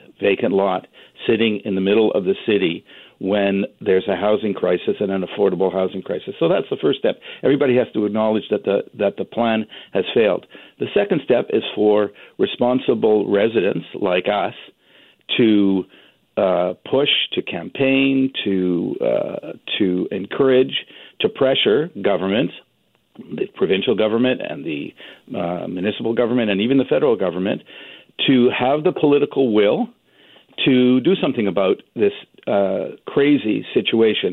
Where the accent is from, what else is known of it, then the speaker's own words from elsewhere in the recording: British Columbia, Canada; all of us as British Columbians